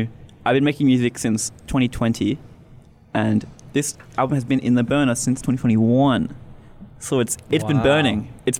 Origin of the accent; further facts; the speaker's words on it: Australia; I'm Australian.